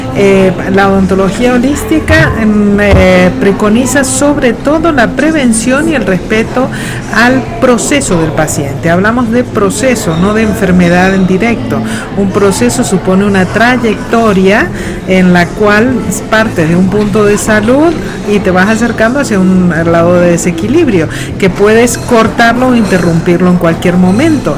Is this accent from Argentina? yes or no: yes; Argentina; moved away as an adult; now in Madrid, Spain; Yo soy argentina y estoy radicada en Madrid, España, desde hace ya casi 30 años.